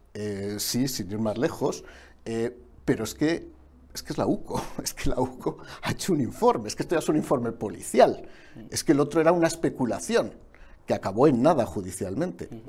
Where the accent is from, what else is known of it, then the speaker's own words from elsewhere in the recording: Aragon, Spain; como Aragonés que soy